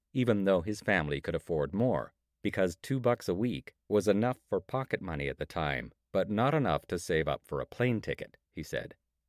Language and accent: English; Ancaster, Ontario, Canada; I was born in Hamilton, Ontario, in 1983, and grew up nearby in the predominantly white, leafy suburb of Ancaster.